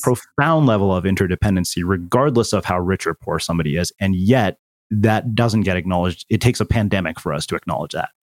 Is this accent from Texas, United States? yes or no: yes; small Texas town, United States; moved away; as an Indian person, spent seven years living in a small Texas town